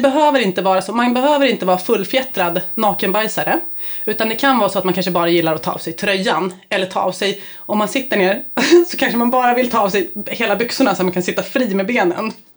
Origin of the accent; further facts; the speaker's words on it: Stockholm, Stockholm County, Sweden; jag bodde på Kungsholmen, och jag är uppväxt i Vasastan